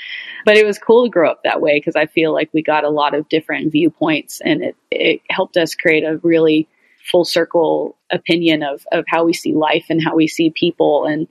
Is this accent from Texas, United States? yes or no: yes; Atascocita, Texas, United States; we grew up in Atascocita, which is kind of between Humble and Kingwood. It's the suburban area in Houston.